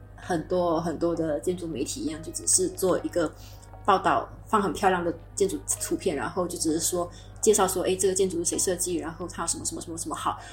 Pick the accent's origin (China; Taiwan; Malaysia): Malaysia; moved away as an adult; now in Germany; 我今年十三岁。呃，然后我，我来自马来西亚的人。诶，现在我在德国读master